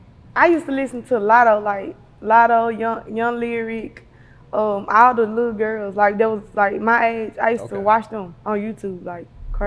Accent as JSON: {"language": "English", "town": "Memphis", "region": "Tennessee", "country": "United States", "tie": "born or raised there", "said": "I'm from South Memphis"}